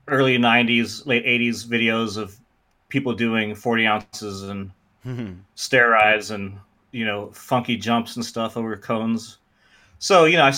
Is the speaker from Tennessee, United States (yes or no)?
no; Austin, Texas, United States; also born or lived in Germany / San Diego; I was born in Austin, Texas. And when I was young, my family moved to Germany and I lived there until I was about 6 years old. And we moved back to Austin.